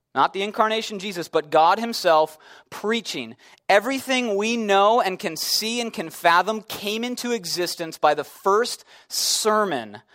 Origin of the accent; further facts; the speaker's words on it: Chicago, Illinois, United States; I'm from Chicago